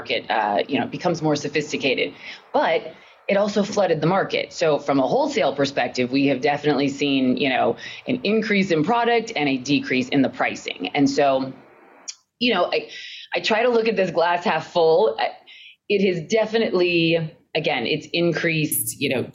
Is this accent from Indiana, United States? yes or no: no; Colorado, United States; moved away; I'm from Colorado originally